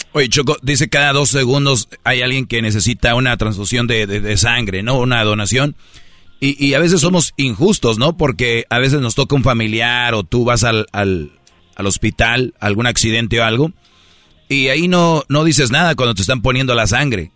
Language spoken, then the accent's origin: Spanish; Monterrey, Nuevo León, Mexico; como buen regio